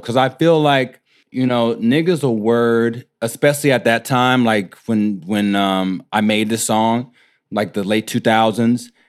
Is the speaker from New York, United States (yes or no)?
no; Houston, Texas, United States; I'm from Houston, from, like, the, the, like, the inner city close to downtown Houston. I'm from Third Ward